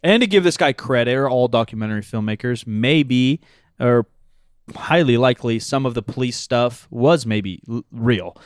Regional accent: United States; we're American

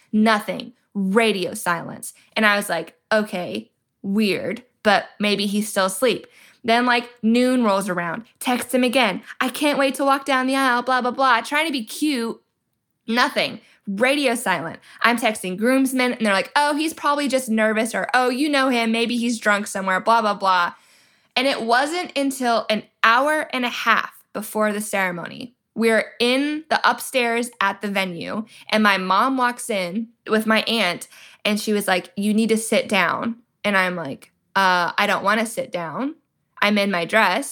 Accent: Georgia, United States; my home state of Georgia.

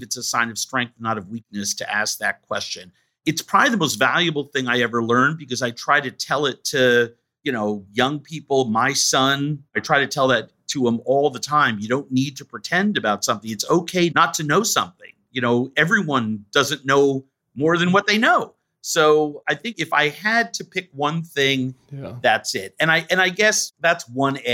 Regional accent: New York, United States; I grew up in New York.

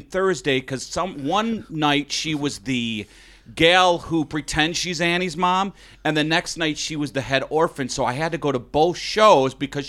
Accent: South St. Paul, Minnesota, United States; I grew up in South St. Paul

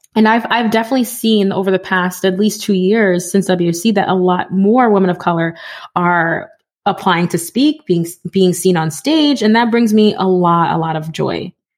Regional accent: New York City, New York, United States; now in Connecticut, United States; I grew up in the Bronx.

